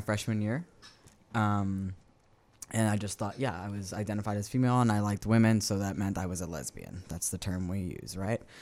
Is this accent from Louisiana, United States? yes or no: yes; West Bank, Louisiana, United States; I am born and raised, uh, on the West Bank